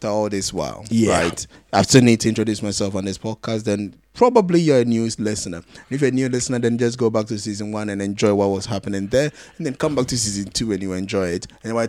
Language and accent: English; Ashanti, Ghana; if I'm gonna go as a tribal, then I can go like I'm a Santi.